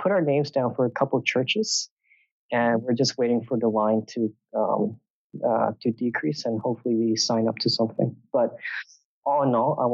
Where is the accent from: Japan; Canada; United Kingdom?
Canada; Vancouver, British Columbia; moved away as an adult; also born or lived in Hong Kong / Singapore / Poland; we immigrated and settled down in Vancouver, Canada. And that's where I grew up.